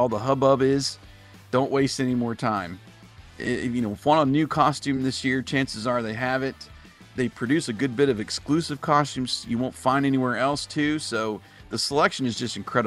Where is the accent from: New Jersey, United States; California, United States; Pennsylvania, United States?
Pennsylvania, United States; Central; growing up in Central PA. Going to Penn State games at Beaver Stadium